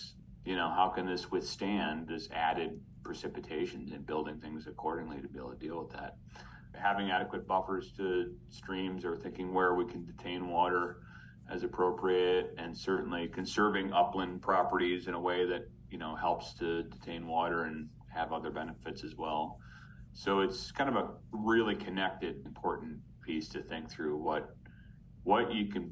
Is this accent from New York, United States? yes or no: yes; Rochester, New York, United States; also born or lived in Elmira, New York; now in Ithaca, United States; I grew up in Rochester. Actually, I was born in Elmira